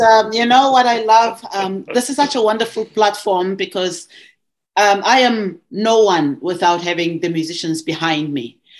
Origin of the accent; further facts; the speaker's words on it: South Africa; moved away as an adult; also born or lived in Montreal, Canada; now in Ontario, Canada; I was from South Africa